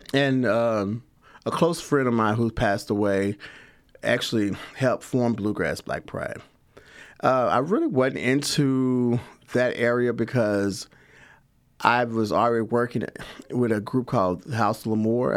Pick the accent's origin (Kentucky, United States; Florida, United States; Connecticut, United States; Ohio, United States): Kentucky, United States; Lexington; also born or lived in Louisville, Kentucky / Chicago, Illinois; I am from here, Lexington, Kentucky. I was born and raised here